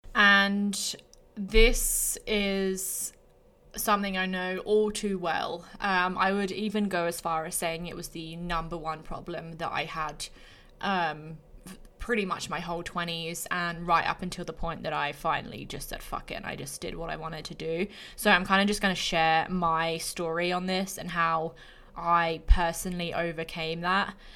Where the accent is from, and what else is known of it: England, United Kingdom; moved away as an adult; also born or lived in Australia; now in Canada